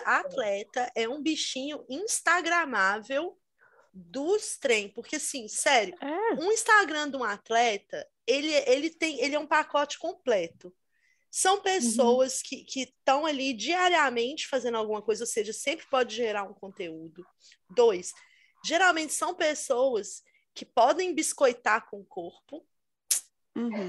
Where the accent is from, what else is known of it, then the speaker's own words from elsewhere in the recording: Brazil; now in England, United Kingdom; aqui na Inglaterra, muitas pessoas, ah, de onde você é? E quando eu falo Brasil